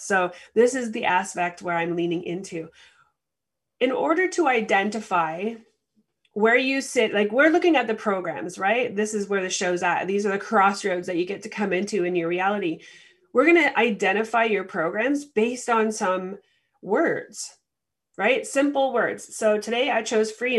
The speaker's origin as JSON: {"language": "English", "country": "Canada", "said": "the experience I have as a Canadian"}